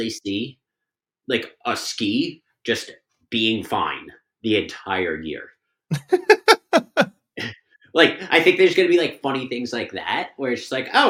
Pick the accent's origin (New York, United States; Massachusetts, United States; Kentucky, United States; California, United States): Massachusetts, United States; Bedford; we both grew up like a town away from each other in Massachusetts